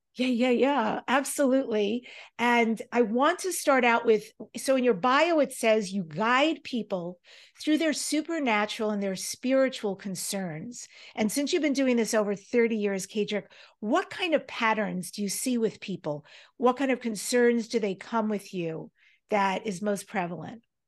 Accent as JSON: {"language": "English", "region": "New York", "country": "United States", "tie": "born or raised there", "said": "we grew up in New York"}